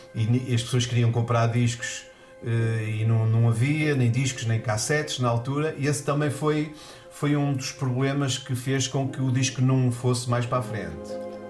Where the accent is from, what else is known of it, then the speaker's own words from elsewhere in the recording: Porto, Norte, Portugal; eu sou natural do Porto, lá da, da, da onde eu morava